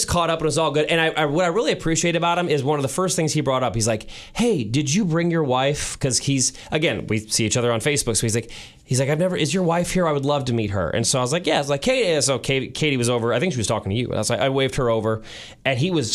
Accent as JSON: {"language": "English", "town": "St. Louis", "region": "Missouri", "country": "United States", "tie": "born or raised there", "said": "I was born and raised in St. Louis."}